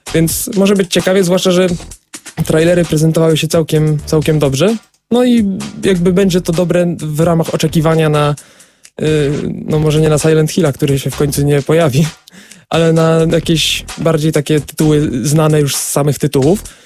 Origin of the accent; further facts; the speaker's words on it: Wrocław, Lower Silesian Voivodeship, Poland; u nas we Wrocławiu